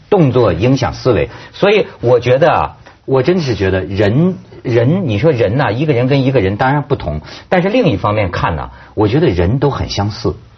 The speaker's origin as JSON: {"language": "Chinese", "country": "China", "said": "包括我们大陆人"}